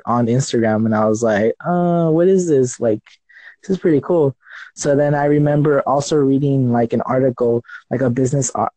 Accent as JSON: {"language": "English", "town": "Los Angeles", "region": "California", "country": "United States", "said": "I'm from California, Los Angeles"}